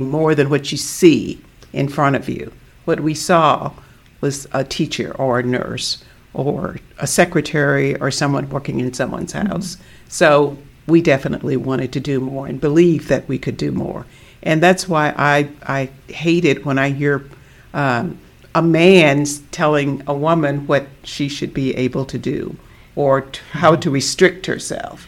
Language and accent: English; Southeast Arkansas, United States; growing up in Southeast Arkansas